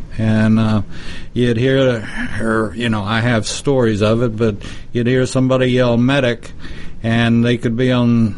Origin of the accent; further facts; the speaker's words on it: Texas, United States; My home state.